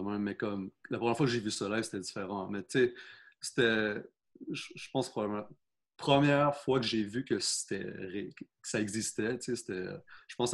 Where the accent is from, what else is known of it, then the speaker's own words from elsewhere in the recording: South Shore, Quebec, Canada; parce que moi, je viens de la Rive-Sud.